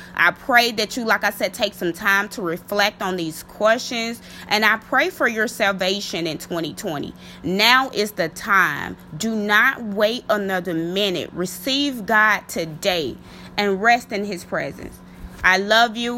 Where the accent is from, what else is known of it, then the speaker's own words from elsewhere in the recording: Mississippi, United States; my home state, um, Mississippi